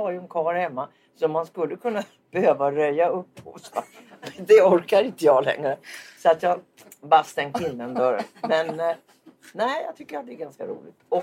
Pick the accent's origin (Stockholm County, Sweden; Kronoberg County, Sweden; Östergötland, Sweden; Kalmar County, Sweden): Östergötland, Sweden; Linköping; Har du någon gång hört att jag kommer från Linköping?